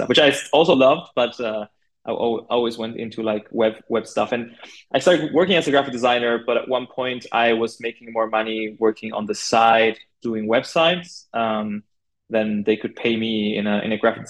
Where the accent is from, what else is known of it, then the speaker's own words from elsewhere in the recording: Buenos Aires, Argentina; moved away as an adult; now in Berlin, Germany; I'm originally from Buenos Aires, Argentina. That's where I studied graphic design